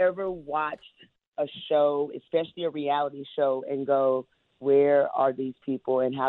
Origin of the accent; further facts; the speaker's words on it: the South, United States; I'm from the South